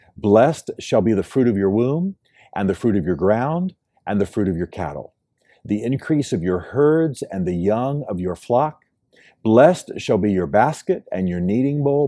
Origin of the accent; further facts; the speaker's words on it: United States; moved away; in my home country, the United States